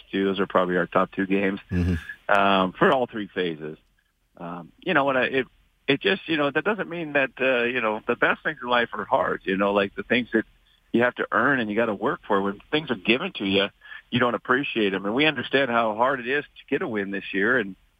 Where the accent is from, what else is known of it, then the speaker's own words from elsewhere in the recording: Great Falls, Montana, United States; I grew up in Great Falls. It's a heavy Air Force.